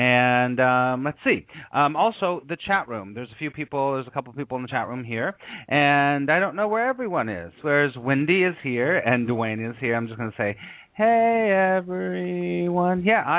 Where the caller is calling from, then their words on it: New York City, New York, United States; I am calling you from New York City